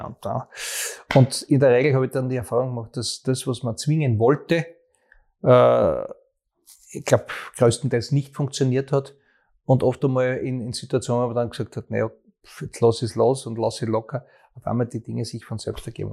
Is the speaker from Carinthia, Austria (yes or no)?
no; Graz, Styria, Austria; für meine Heimatstadt, in der ich auch geboren worden bin